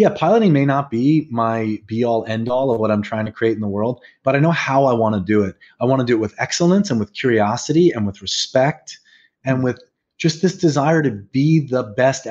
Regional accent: New York, United States; I'm a New Yorker

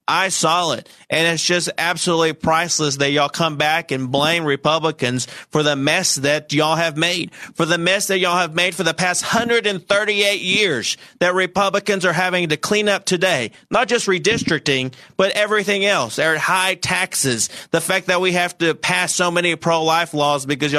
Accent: Saline County, Arkansas, United States; I'm from Saline County

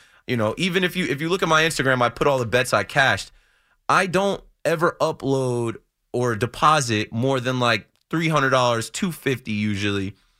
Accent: New Jersey, United States; Like, I'm from the Shore area, and I know a lot of people listening are from New York, but I know a lot of people listening are from Jersey too.

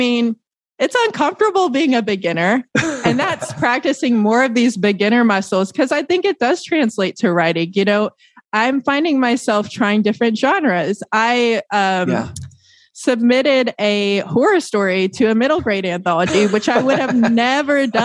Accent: Tennessee, United States; moved away as an adult; now in Hoboken, United States; we're from Tennessee and we're like, we've never lived in the actual proper city

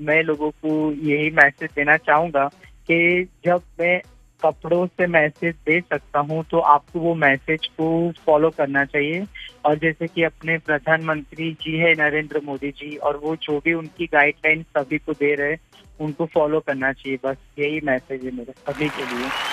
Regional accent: Ahmedabad, Gujarat, India; मैं अहमदाबाद से हूँ

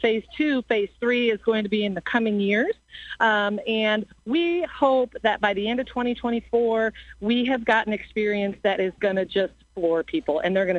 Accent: Illinois, United States; growing up in Illinois

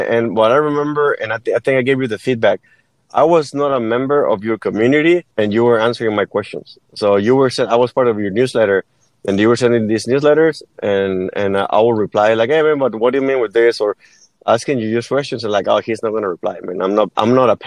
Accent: Mexico; English is a second language; moved away as an adult; now in United States; I was born and raised in Mexico. And when I turned 19, I moved to the U.S.

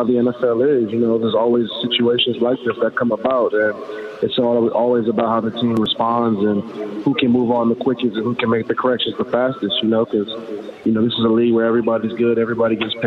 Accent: Los Angeles, California, United States; born or raised there; moved away as an adult; now in Seattle, United States

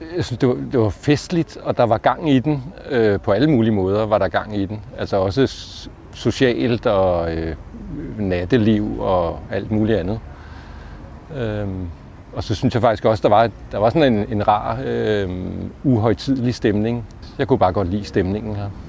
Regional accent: Allerød, Capital Region of Denmark, Denmark; moved away as an adult; also born or lived in Copenhagen; Jeg voksede op i provinsen i Allerød

